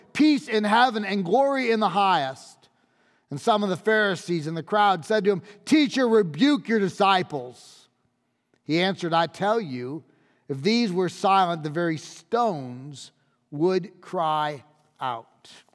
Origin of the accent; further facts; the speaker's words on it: United States; as an American.